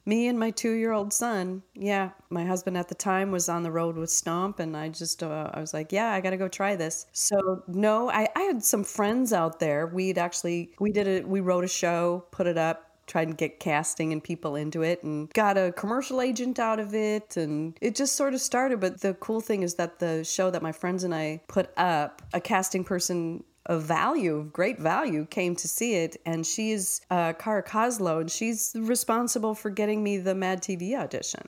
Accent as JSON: {"language": "English", "town": "Minneapolis", "region": "Minnesota", "country": "United States", "said": "I'm from Minneapolis"}